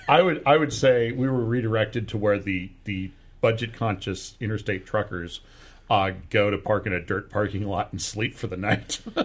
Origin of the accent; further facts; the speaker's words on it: Guerneville, California, United States; I grew up in Guerneville